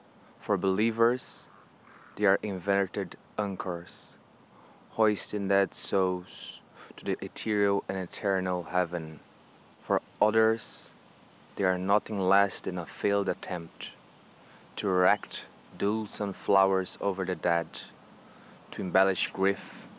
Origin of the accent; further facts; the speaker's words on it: Brazil; moved away as an adult; now in Ireland; I'm originally from Brazil. I've been in Ireland for almost 7 years now.